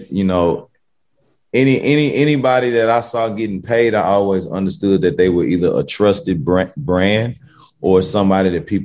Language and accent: English; Memphis, Tennessee, United States; also born or lived in Cordova, Tennessee; I'm from South Memphis